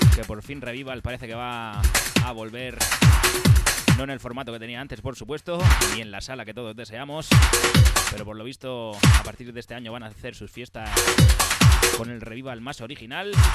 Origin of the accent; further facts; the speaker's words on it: Region of Murcia, Spain; accent: murciano; mi acento murciano